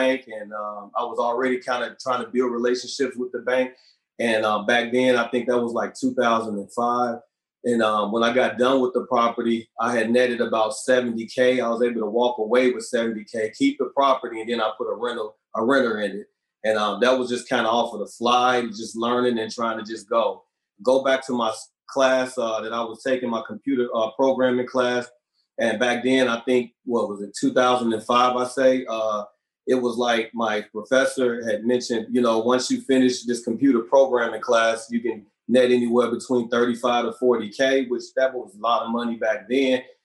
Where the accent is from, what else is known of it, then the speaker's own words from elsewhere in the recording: Gary, Indiana, United States; moved away as an adult; also born or lived in California; I'm originally from Gary, Indiana